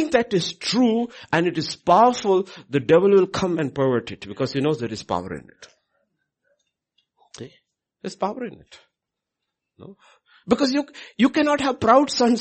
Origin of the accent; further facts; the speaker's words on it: India; moved away as an adult; I'm Indian